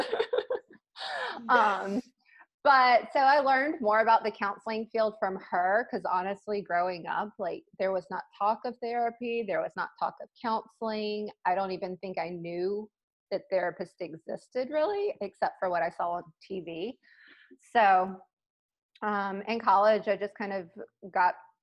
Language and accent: English; South Mississippi, United States; growing up in South Mississippi, very close to New Orleans